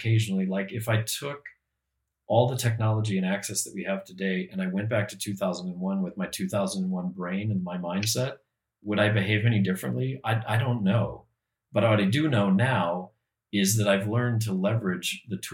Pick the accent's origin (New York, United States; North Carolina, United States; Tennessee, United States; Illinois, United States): Illinois, United States; Peoria; I grew up in the Midwest, in Peoria, Illinois